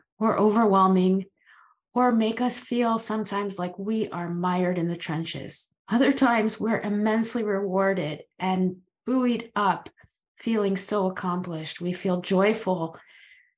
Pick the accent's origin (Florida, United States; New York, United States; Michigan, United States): Florida, United States; now in Maine, United States; I live in Maine. I've been here a very long time, but I'm originally from Florida